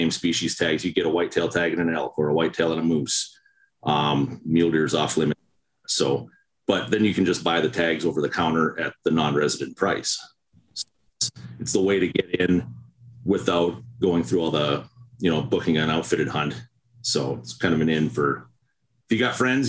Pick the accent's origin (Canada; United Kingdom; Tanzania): Canada; Winnipeg, Manitoba; also born or lived in Calgary; I was born in Winnipeg and Manitoba.